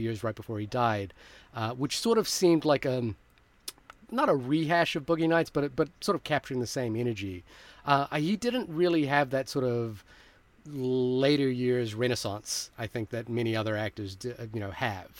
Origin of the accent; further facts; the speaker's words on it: Fiji; moved away; I grew up in Fiji